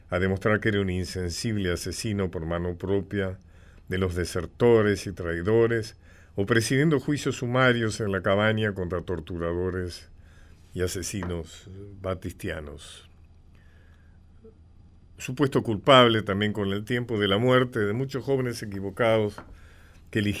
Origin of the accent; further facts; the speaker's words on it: Argentina; siendo ambos argentinos y pertenecientes a la misma clase social